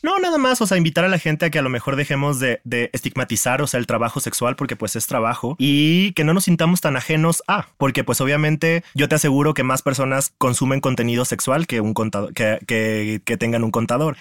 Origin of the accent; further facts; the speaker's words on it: Guadalajara, Jalisco, Mexico; soy de Guadalajara, tengo 33 años